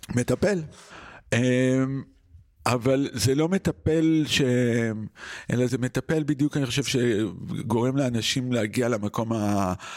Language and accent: Hebrew; Israel; moved away; also born or lived in New York